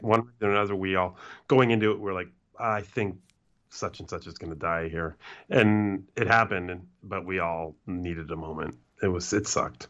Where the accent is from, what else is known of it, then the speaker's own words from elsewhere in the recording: Canada; I'm Canadian